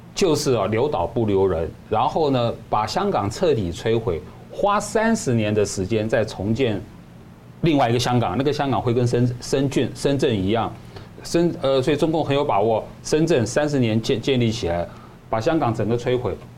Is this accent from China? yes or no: no; Taiwan; 我们台湾人